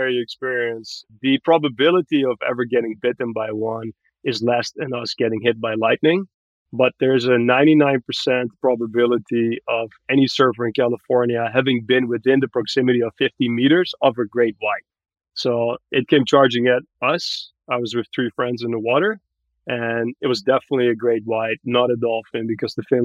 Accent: Barbados; moved away as an adult; now in Marin, United States; I grew up in Barbados in the Caribbean, went to local high school there

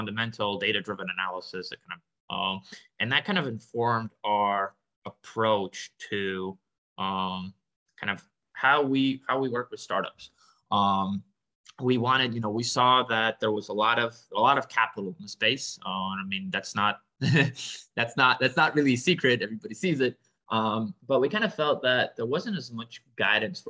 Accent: Boston, Massachusetts, United States; also born or lived in Minsk, Belarus; I grew up in Boston, but I was born in Belarus, in Eastern Europe, in Minsk. I, you know, immigrated when I was my family immigrated when I was 9. So I grew up in Boston

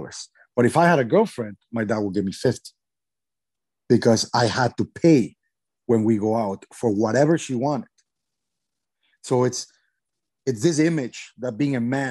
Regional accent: Mexico; I'm from Mexico

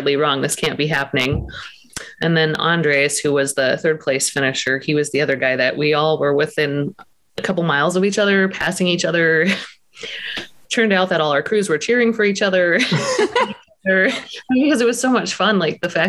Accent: Montana, United States; moved away; I'm from Montana originally

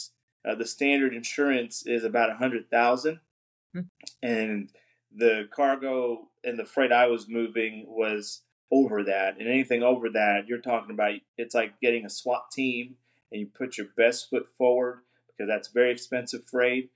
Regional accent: New Jersey, United States; moved away as an adult; now in Arkansas, United States; we're both from the Northeast. We lived in New Jersey

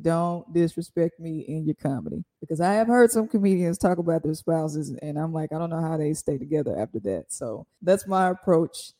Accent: Jackson, Mississippi, United States; Growing up in Jackson, to me, was great. I went to John Hopkins Elementary

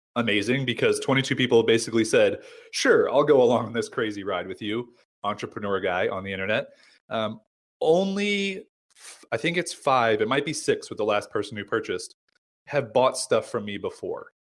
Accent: United States; also born or lived in San Diego; I'm American

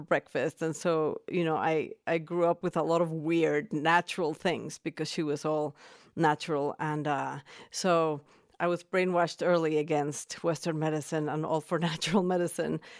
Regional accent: Mexico City, Mexico; moved away as an adult; now in Boulder, Colorado, United States; I was born and raised in Mexico City

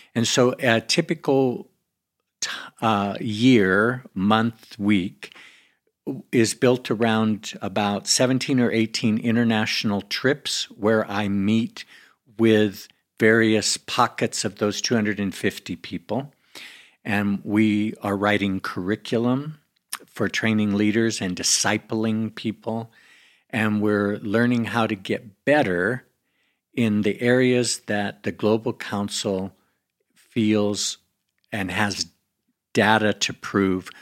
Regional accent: United States; I come from America.

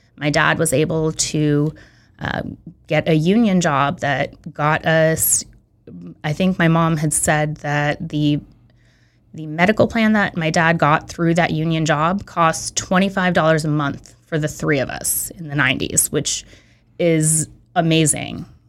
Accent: San Francisco, California, United States; moved away as an adult; also born or lived in Belarus; now in Santa Monica, United States; I grew up in San Francisco.

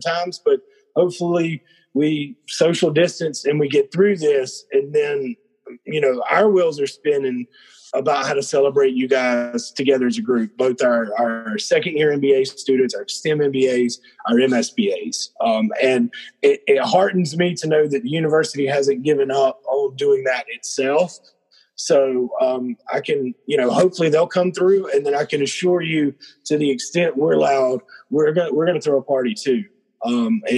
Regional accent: South Georgia, United States; Growing up in South Georgia, everybody always were given nicknames

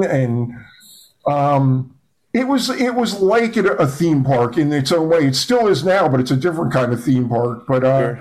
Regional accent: Eatontown, New Jersey, United States; born or raised there; also born or lived in Asbury Park, New Jersey

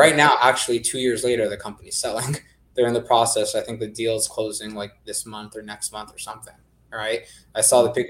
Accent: California, United States; I'm from California

